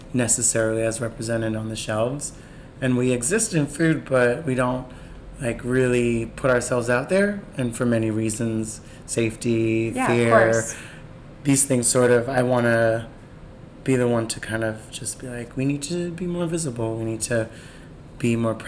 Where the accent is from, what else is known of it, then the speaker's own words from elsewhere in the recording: New York City, New York, United States; growing up in Bed-Stuy